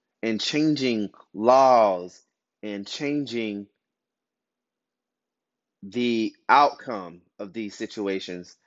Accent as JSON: {"language": "English", "town": "Albany", "region": "Georgia", "country": "United States", "said": "I'm from Albany, Georgia."}